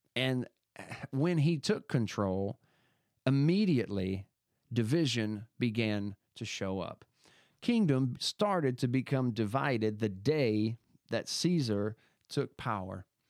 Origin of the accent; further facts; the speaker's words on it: United States; I was born in America